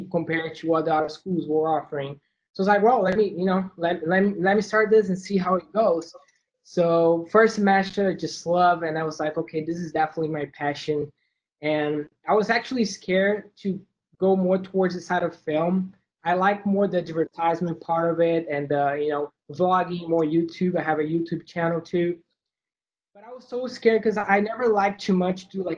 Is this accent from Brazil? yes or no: yes; Brazil; moved away as an adult; I'm from Brazil, and I moved here in 2014